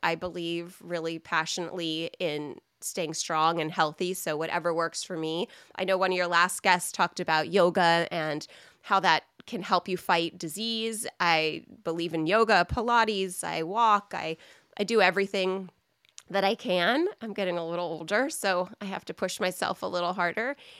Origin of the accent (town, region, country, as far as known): United States